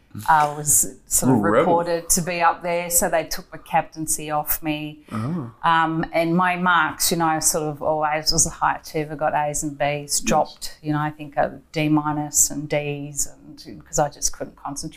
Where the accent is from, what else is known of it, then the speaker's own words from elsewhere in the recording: Melbourne, Victoria, Australia; also born or lived in Michigan, United States; No, I'm from Melbourne, so okay. I went to a girls' school in Melbourne, Star of the Sea.